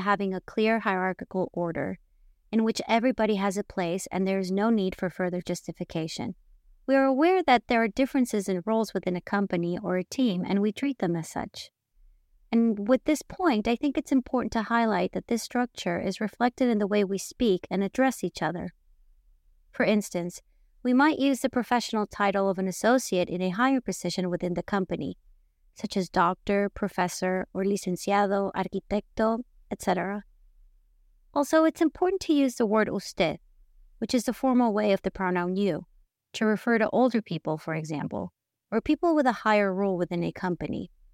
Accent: Mexico; born and raised in Mexico

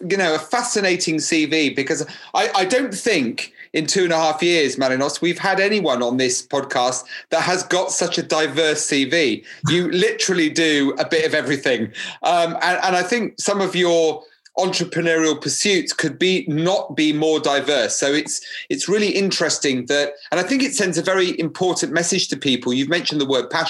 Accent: Cyprus; English is a second language; moved away; when I came from Cyprus

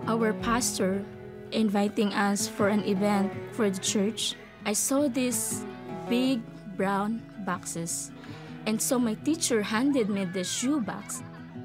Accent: Philippines; born or raised there

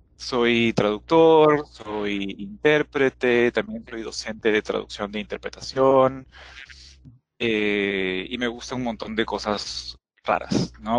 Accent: Peru; soy de Perú

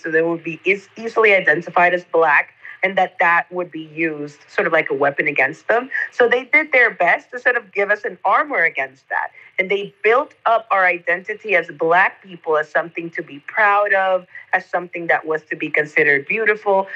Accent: Costa Rica; I'm from Costa Rica and that definitely shapes my lived experience as a black woman in this country

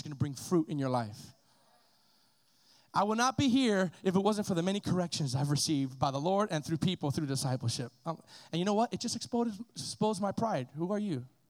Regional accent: Miami, Florida, United States; I was this kid from Miami that got saved

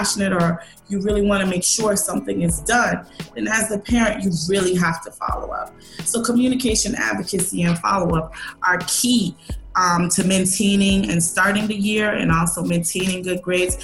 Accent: Jamaica; I'm Jamaican

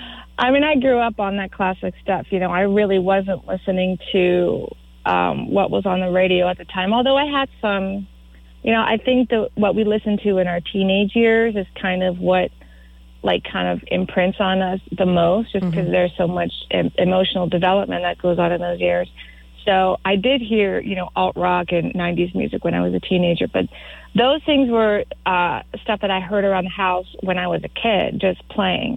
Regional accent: Florida, United States; I grew up in Florida, so I can't claim, you know, like majorly authentic status

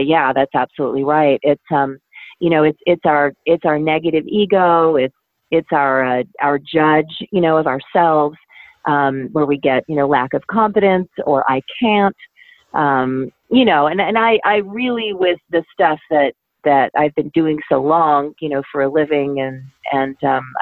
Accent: Troy, Michigan, United States; now in Ohio, United States; a school system when I was growing up in Troy, Michigan

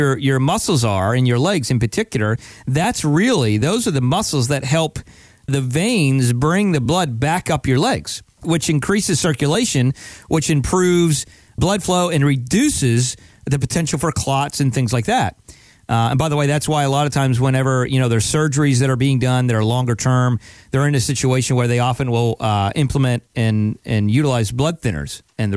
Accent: the North, United States; now in Palm Beach, United States; I'm from the North originally

